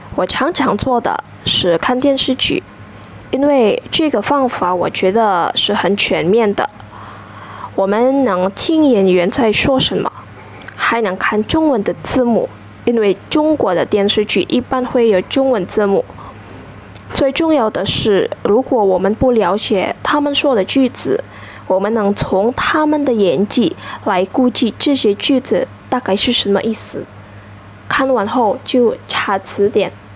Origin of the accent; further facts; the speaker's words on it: Indonesia; Chinese is a second language; 我是印尼人，今年二十二岁